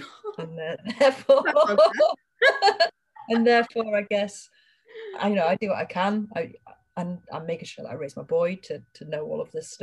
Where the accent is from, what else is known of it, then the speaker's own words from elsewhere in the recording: Harrogate, Yorkshire and the Humber, United Kingdom; I'm from Harrogate